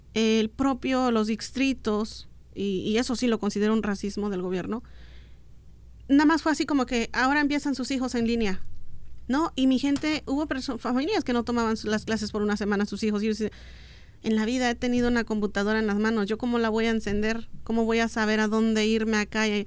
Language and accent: Spanish; Oaxaca, Mexico; first language Mixtec; Spanish is a second language; moved away as an adult; now in United States; Yo en mi infancia, donde vivía en Oaxaca, en mi adolescencia, no, nunca había salido de ahí